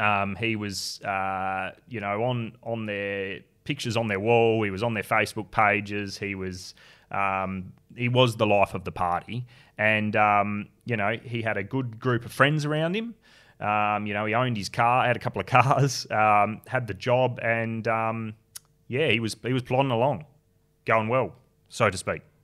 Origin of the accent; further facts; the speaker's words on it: Tasmania, Australia; moved away; born and bred in Tassie. Yeah, so look, I grew up there